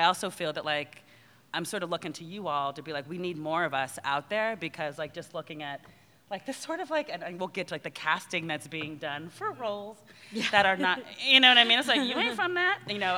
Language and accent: English; New Jersey, United States; I'm an army brat. And I, when growing up in Jersey, I mean, it's sort of like I tell the story quite a bit.